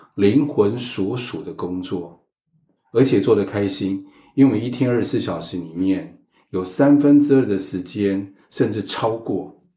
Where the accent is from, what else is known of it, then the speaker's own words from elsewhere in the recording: Taiwan; 身为台湾人